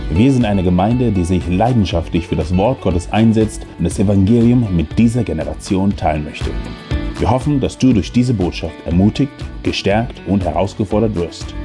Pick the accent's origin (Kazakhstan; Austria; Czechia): Kazakhstan; German is a second language; now in Hannover, Germany; wir wohnen in Hannover, sondern er kommt nicht aus Hannover, sondern ich bin, wir sind 34 Jahre in Deutschland. Ich bin in Kasachstan geboren, da bin ich aufgewachsen.